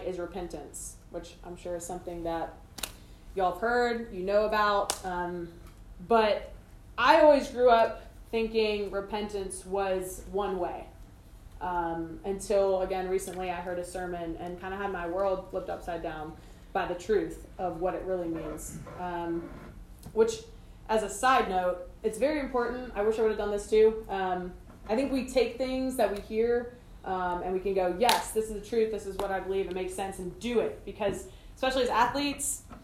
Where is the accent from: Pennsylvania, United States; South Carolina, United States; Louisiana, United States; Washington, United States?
South Carolina, United States; Greenville; I grew up here in Greenville